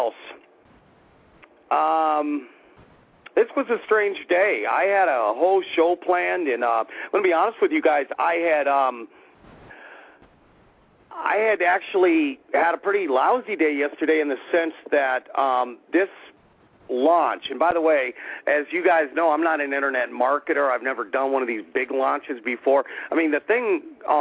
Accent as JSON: {"language": "English", "town": "Anchorage", "region": "Alaska", "country": "United States", "tie": "born or raised there", "also_born_or_lived": "Las Vegas", "moved": "yes", "lives_now": "Florida, United States", "said": "I grew up in Anchorage, Alaska"}